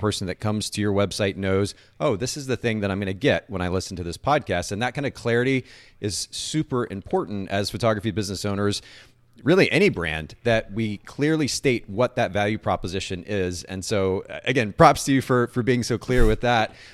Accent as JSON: {"language": "English", "country": "Japan", "tie": "born or raised there", "moved": "yes", "said": "I grew up in Japan"}